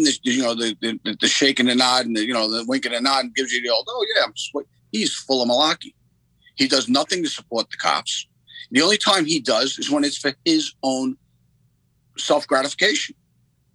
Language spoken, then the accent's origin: English; Long Island, Suffolk County, New York, United States; I grew up on Long Island. Suffolk County, which is a suburb of, you know, New York.